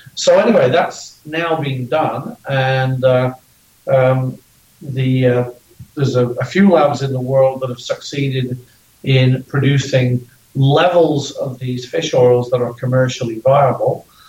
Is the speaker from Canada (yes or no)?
no; Ireland; I'm Irish.